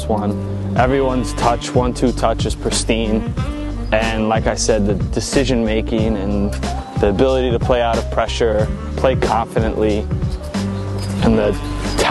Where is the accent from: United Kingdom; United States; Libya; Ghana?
United States; Monroe, New York; moved away as an adult; now in Hamburg, Germany; I'm from Monroe, New York, about an hour north of New York City